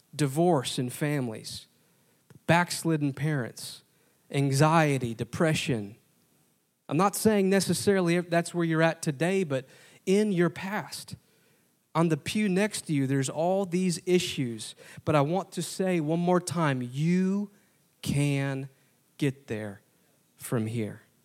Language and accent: English; Wisconsin, United States; moved away as an adult; now in Indianapolis, United States; I didn't grow up here. I grew up in Wisconsin